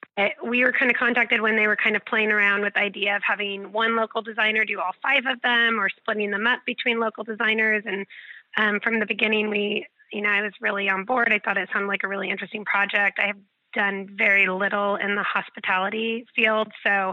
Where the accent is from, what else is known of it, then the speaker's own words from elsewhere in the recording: Newport Beach, California, United States; I'm born and raised in Newport Beach, California. I have 3 children and husband, and we live about 10 minutes up the road from Lido House.